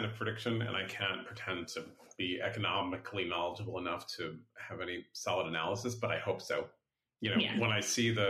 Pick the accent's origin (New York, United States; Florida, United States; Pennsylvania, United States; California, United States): California, United States; San Francisco; growing up here when I was a kid, I grew up near West Portal. And then when I was in my early 20s, I lived in the Mission and near Buena Vista Park.